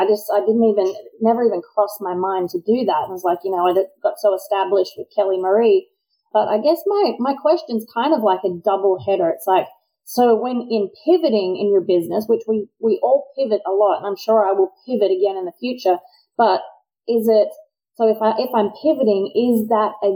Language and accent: English; Australia; now in United States; me as an Australian